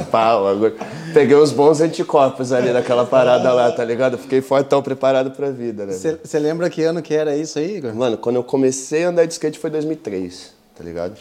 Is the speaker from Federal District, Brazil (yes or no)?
no; São Paulo, Brazil; Eu sou de São Paulo, uhum. da Zona Sul de São Paulo